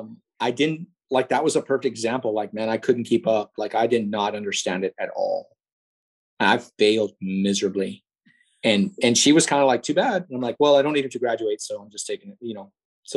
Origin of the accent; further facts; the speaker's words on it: Laredo, Texas, United States; we're pretty sheltered growing up in Laredo, Texas.